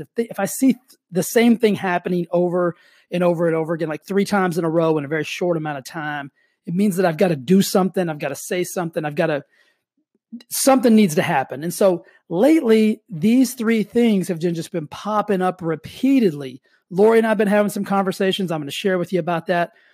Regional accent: Texas, United States; moved away as an adult; now in California, United States; I grew up in Texas.

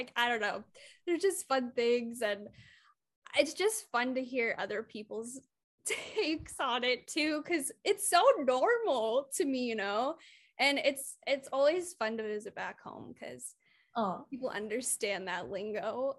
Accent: Midwest, United States; I'm like, I'm from the Midwest.

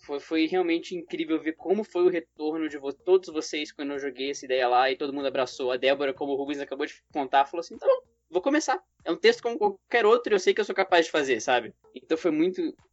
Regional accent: Brasília, Federal District, Brazil; eu sou de Brasília

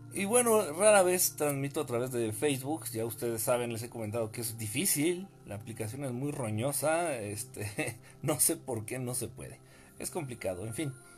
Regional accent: Mexico; now in Mexico City, Mexico; Aunque parezca noruego, soy mexicano

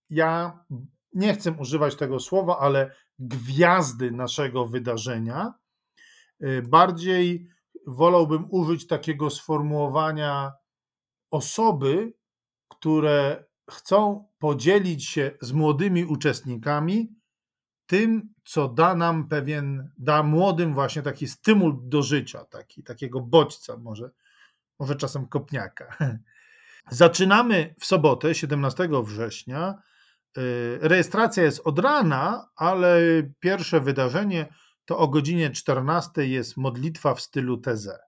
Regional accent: Ukraine; Dlaczego mam się e, cieszyć, radować tym, co to znaczy, że jestem Ukraińcem?

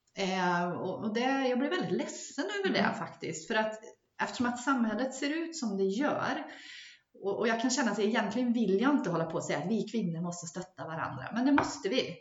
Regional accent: Gotland, Sweden; jag växte upp på Gotland

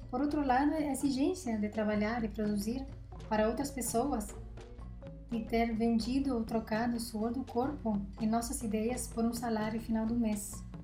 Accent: Uruguay; born there; moved away; Eu nasci numa quinta-feira de abril, no Uruguai. Já me mudei 13 vezes em quatro países.

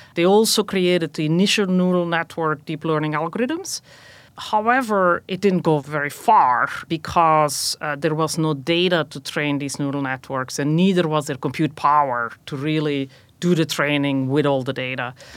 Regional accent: Belgium; moved away as an adult; also born or lived in Rochester, New York, United States; now in United States; I was actually born and raised in Belgium, came to the U S for graduate school

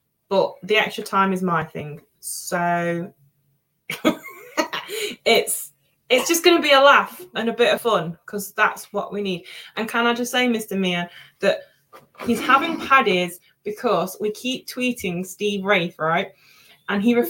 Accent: Derby, East Midlands, United Kingdom; accent: Derby; my dodgy Derby accent

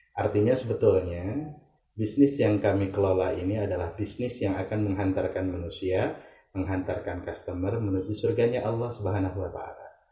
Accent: Ciamis, West Java, Indonesia; now in Bantul, Indonesia; saya lahir di Ciamis, 10 Jenis 1983. Uh, tempat tinggal di Selandakan Bantul, Yogyakarta

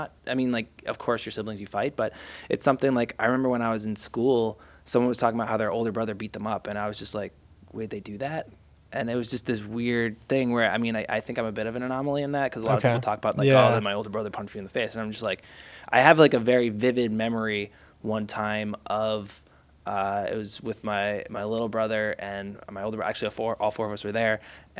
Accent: Massachusetts, United States; now in Los Angeles, United States; Like that's where I grew up outside of Boston.

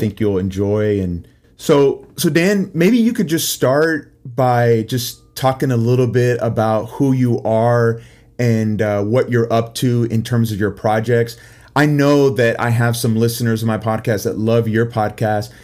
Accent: Puerto Rico; I'm from Puerto Rico

